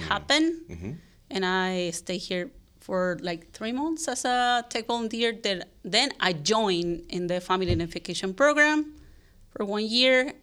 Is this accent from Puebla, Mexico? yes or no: yes; Puebla, Mexico; English is a second language; moved away as an adult; also born or lived in Barcelona, Spain / Zurich, Switzerland; now in San Francisco, United States; I'm from Puebla, Mexico. And I was just like born, raised there, and I lived there until I was 28.